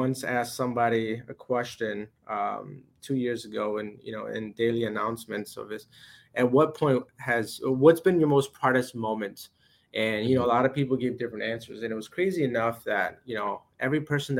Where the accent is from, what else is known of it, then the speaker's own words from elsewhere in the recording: Florida, United States; now in Illinois, United States; I'm from Florida